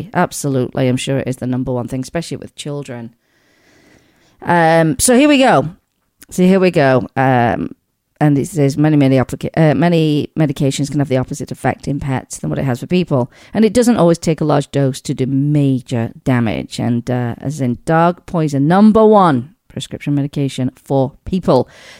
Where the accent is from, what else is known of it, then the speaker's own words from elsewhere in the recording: England, United Kingdom; One of them from where I grew up back home in England is out there.